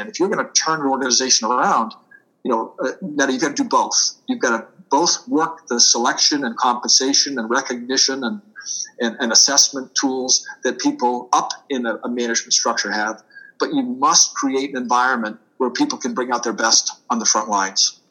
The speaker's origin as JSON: {"language": "English", "town": "Boston", "region": "Massachusetts", "country": "United States", "tie": "born or raised there", "also_born_or_lived": "Washington, D.C.", "accent": "Boston", "moved": "as an adult", "lives_now": "New Jersey, United States", "said": "I'm a native Bostonian, so you will hear me park my car every once in a while. I do tend to lose my R's, so I will tell your audience, yes, you're hearing a Boston accent. Uh, born and bred in Boston"}